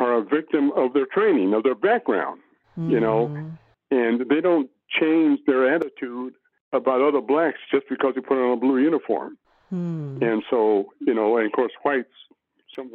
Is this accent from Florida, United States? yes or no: no; Los Angeles, California, United States; also born or lived in Little Rock, Arkansas; I grew up in San Pedro, a totally integrated neighborhood